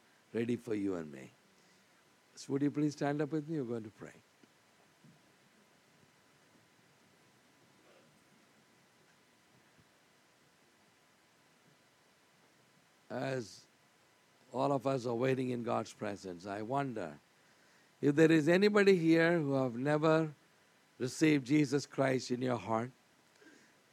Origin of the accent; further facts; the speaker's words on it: India; I'm from India.